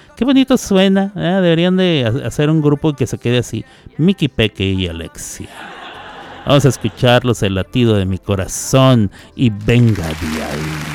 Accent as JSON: {"language": "Spanish", "region": "Chihuahua", "country": "Mexico", "tie": "born or raised there", "also_born_or_lived": "New York", "accent": "ch pronounced sh", "moved": "yes", "lives_now": "Oklahoma, United States", "said": "yo soy originario de Chihuahua, Chihuahua, pero allá la gente habla eh, o hablamos, porque yo soy de ahí con la la CH, o sea, la ch se pronuncia sh"}